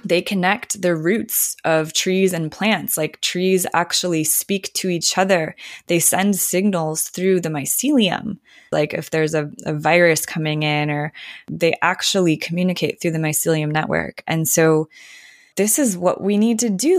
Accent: Minnesota, United States; now in Sierra foothills, Northern California, United States; I grew up in Minnesota

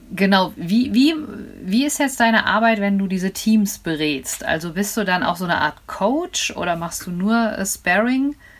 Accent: Frankfurt, Hesse, Germany; ich komme ja hier aus Frankfurt

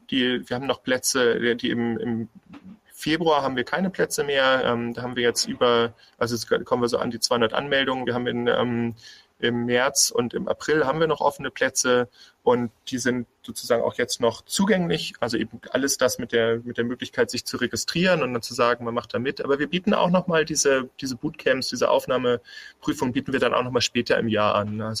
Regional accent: Bremen, Germany; also born or lived in Berlin; now in Heilbronn, Germany; Ich komme aus dem Norden, ich komme eigentlich aus, aus Bremen und ähm, ich hatte dann lange auch in Berlin gelebt

